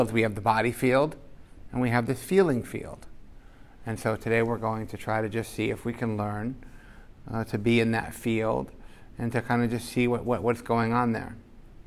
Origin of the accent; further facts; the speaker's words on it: United States; growing up in America